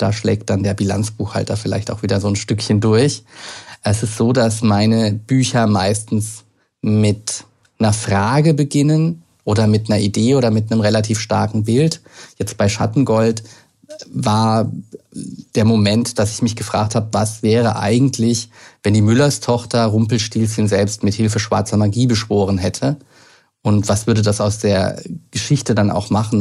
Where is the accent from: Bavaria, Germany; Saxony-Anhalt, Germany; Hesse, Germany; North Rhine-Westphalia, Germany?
Bavaria, Germany; Lower Franconia; moved away as an adult; now in Berlin, Germany; ich bin ja aus Unterfranken, äh, aus wirklich einem kleinen Ort